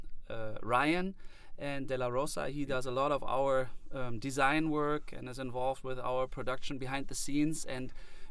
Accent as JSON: {"language": "English", "country": "Germany", "said": "I am from Germany and I believe to have only German blood in me"}